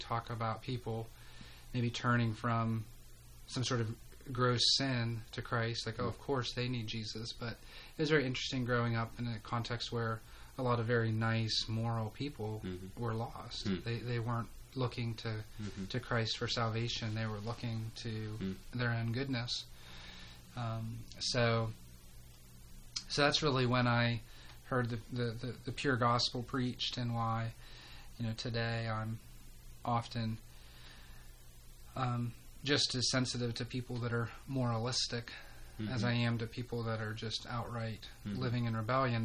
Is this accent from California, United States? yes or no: no; Central Pennsylvania, United States; moved away as an adult; also born or lived in Greenville, South Carolina; I'm from Pennsylvania originally. Grew up in a small town